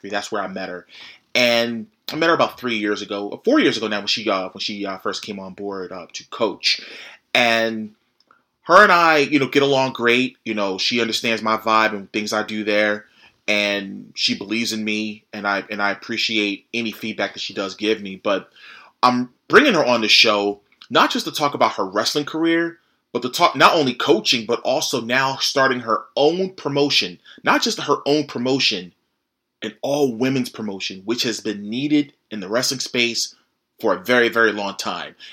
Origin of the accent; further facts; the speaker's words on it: suburb of Philadelphia, Pennsylvania, United States; I grew up in a suburb of Philly.